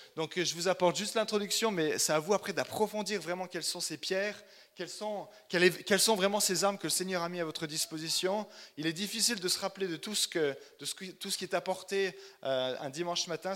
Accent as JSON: {"language": "French", "town": "Chalon-sur-Saône", "region": "Bourgogne-Franche-Comté", "country": "France", "tie": "born or raised there", "moved": "as an adult", "lives_now": "Oslo, Norway", "said": "Je suis né à Chalon-sur-Saône, donc je suis bourguignon"}